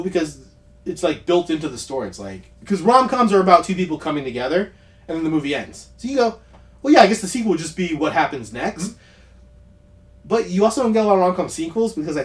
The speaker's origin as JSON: {"language": "English", "country": "United States", "said": "I'm an American"}